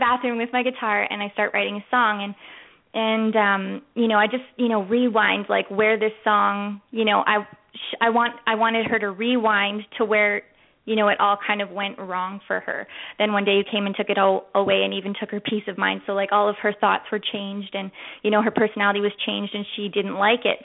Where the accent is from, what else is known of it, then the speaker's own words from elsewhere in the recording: Canada; also born or lived in Las Vegas / Beaumont, Alberta; I grew up in Canada